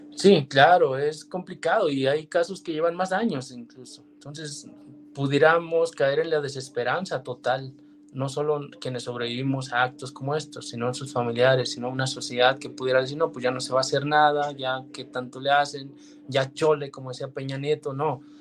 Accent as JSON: {"language": "Spanish", "country": "Mexico", "said": "nuestro país"}